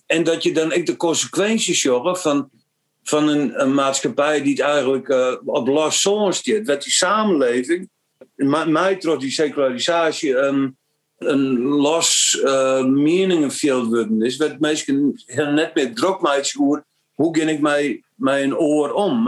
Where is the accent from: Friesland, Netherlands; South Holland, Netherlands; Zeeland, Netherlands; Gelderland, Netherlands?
Friesland, Netherlands; Frisians